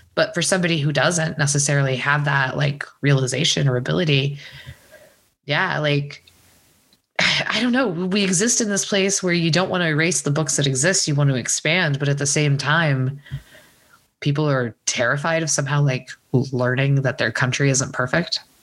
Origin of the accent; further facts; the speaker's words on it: Texas, United States; I grew up in Texas